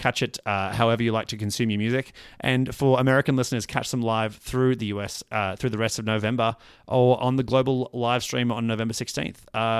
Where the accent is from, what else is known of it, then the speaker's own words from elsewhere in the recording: Australia; I'm from an Australian perspective.